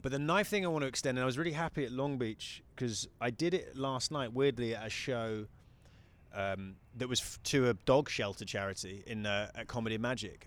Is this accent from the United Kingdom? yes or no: yes; United Kingdom; moved away as an adult; also born or lived in New Zealand; now in United States; I'm a British guy